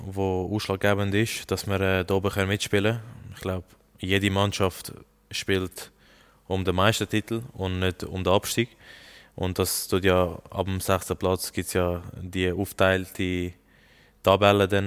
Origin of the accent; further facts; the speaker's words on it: Lucerne, Switzerland; Ich bin bei Luzern groß geworden. Und äh, das ist mein Kindheitsverein